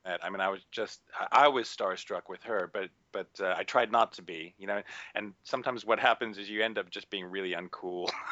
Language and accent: English; United States; moved away as an adult; now in United Kingdom; I grew up in the States. I did all my training in the States